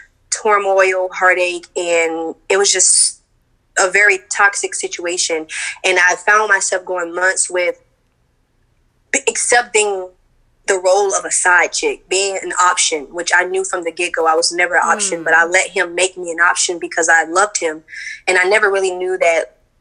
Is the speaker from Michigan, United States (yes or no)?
no; Orlando, Florida, United States; I'm from Orlando, Florida